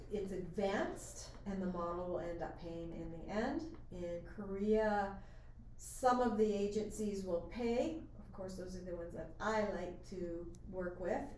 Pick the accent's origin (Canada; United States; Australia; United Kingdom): Canada; remember I'm Canadian, so that's why I say North America.